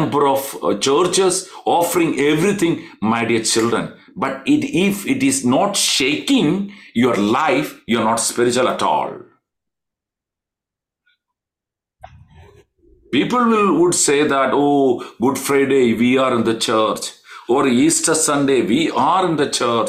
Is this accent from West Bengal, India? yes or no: no; Kerala, India; We are from Kerala